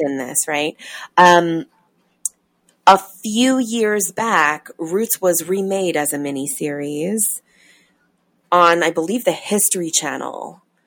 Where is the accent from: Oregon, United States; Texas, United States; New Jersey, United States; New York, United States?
New York, United States; growing up in New York in the 80s and 90s